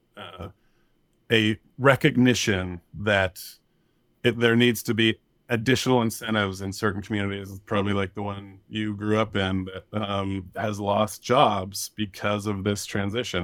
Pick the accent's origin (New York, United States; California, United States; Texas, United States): California, United States; Thomas Fire area; we were evacuated from a big fire in my hometown, the Thomas Fire, in twenty seventeen in December.